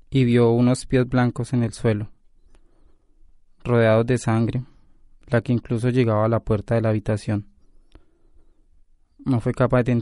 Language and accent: Spanish; Chile; also born or lived in Colombia; Yo siempre me río y les digo, es lo que soy, mitad chileno y mitad colombiano.